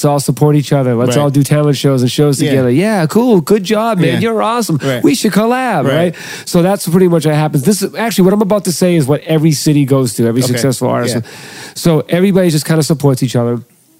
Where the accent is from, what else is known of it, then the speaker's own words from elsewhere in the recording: Boston, Massachusetts, United States; grew up, born and raised in Boston.